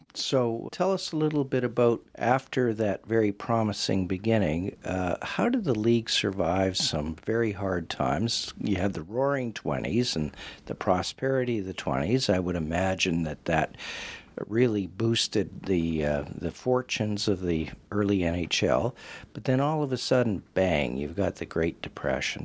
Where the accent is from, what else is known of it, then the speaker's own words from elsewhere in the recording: Western Canada, Canada; growing up in Western Canada